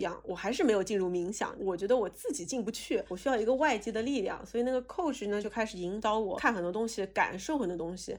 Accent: Shanghai, China; 我是上海长大的

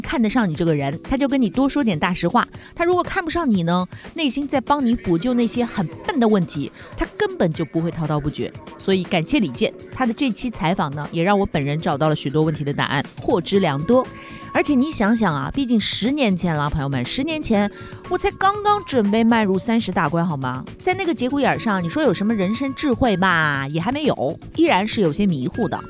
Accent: Shanghai, China; 我们上海人说的那种“冷面话鸡”

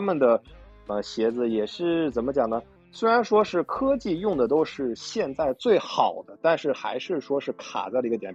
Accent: Tianjin, China; 我老家天津的嘛

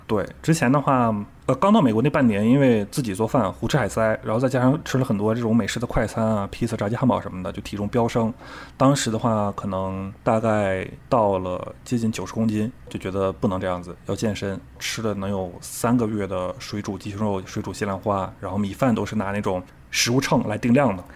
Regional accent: Northeast China, China; also born or lived in Hangzhou / New Orleans; now in Shenzhen, China; 杨国福和张亮，这都是我老家的品牌，全国已经上万家门店了

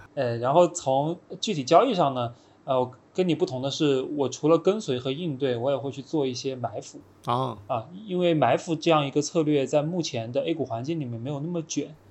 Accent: China; 就很相信我们中国人也能做出，呃，不比外国人差的东西

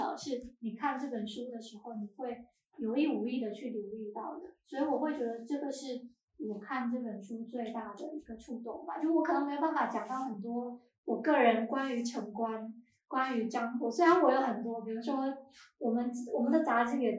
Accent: Xiamen, Fujian, China; 我可能我不是漳州人，我也跟城关好像离得有有点远。然后我是一个厦门人，但是我是在我是在岛外，我小时候在岛外，然后后面再到岛内的

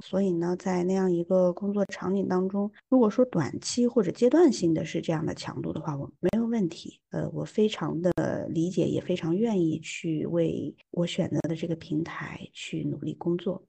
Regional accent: Yunnan, China; now in Beijing, China; 现在呢，我生活在北京，呃，但我并不是出生在北京，我出生在云南

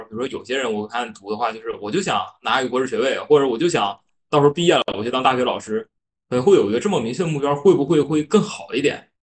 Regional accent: Northeast China, China; accent: Northeastern; 我是东北人，可能后面的口音啊，这有一些发音不太标准的地方

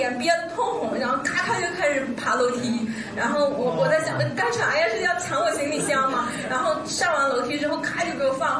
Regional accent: Shandong, China; also born or lived in southern China; 我是山东人，但是呃，我是有对比的，因为我本科是在南方上的。

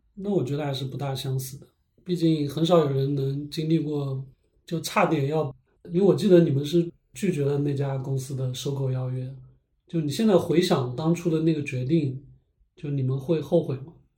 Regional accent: Lishui, Zhejiang, China; moved away as an adult; also born or lived in California; 我们都是那个浙江溧水人嘛

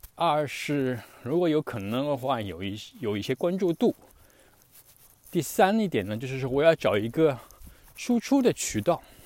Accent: China; first language Chinese; moved away; 我们这种在海外生活的中国人

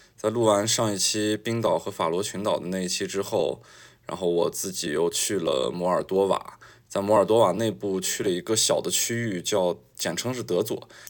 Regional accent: China; 我是一个中国人的身份

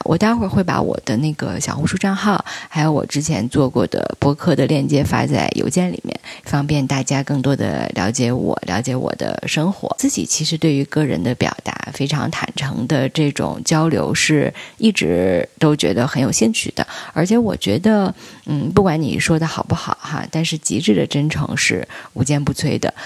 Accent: Beijing, China; 我是一个北京人，今年三十六岁。我是北大的本硕毕业，之前做了十多年的经纪人和制片人

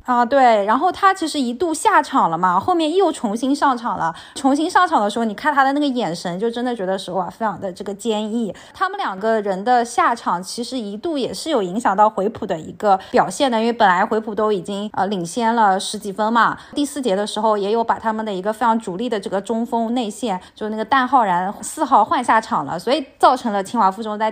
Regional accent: Linhai, Zhejiang, China; 我们家乡的临海

